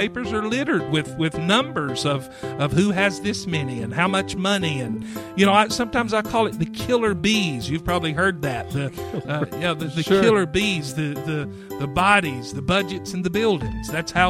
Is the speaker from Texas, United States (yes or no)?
no; Clyde, North Carolina, United States; accent: Midwestern; I'm from Clyde, North Carolina, which is near Asheville, North Carolina, because nobody knows where Clyde is.